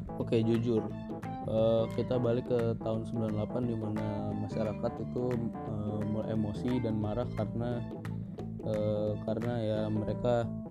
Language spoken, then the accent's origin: Indonesian; Indonesia; gua juga orang Indonesia dan kita lahir di Indonesia dan kita tinggal di Indonesia